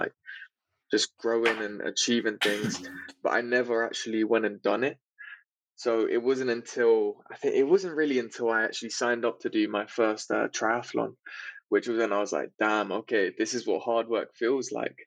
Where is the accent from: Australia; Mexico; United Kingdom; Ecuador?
United Kingdom; London; I grew up in England, in London. So not in the central part of London, but on the outskirts.